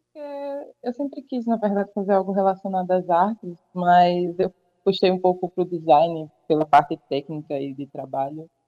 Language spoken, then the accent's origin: Portuguese; Tapé, Paraíba, Brazil; also born or lived in João Pessoa; sou natural de Tapé, já vivi aqui por um tempo